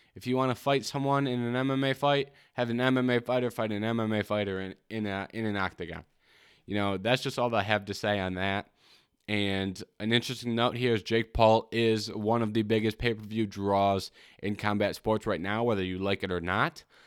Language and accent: English; Michigan, United States; I'm from Michigan.